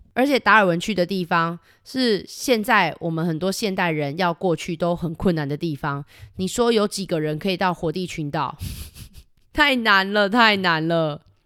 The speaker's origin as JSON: {"language": "Chinese", "region": "Kaohsiung", "country": "Taiwan", "said": "我们高雄真是一个很棒的城市，我非常的喜欢"}